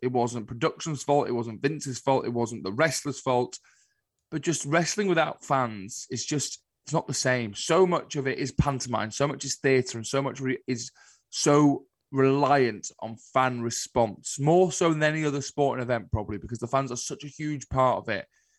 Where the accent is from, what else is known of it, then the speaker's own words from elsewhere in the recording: Liverpool, North West England, United Kingdom; Yeah, well, I'm from Liverpool, aren't I? So you're born and straight away the … are just thrust upon you.